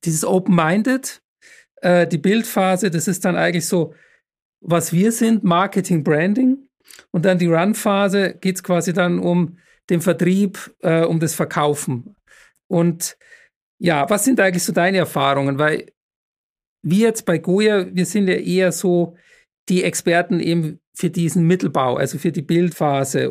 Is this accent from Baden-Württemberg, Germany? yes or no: no; Munich, Bavaria, Germany; moved away; wenn ich mal wieder in München bin, ist ja meine Heimatstadt